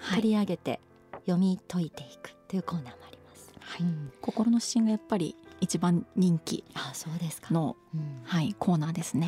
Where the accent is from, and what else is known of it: Shikoku, Kagawa, Japan; born or raised there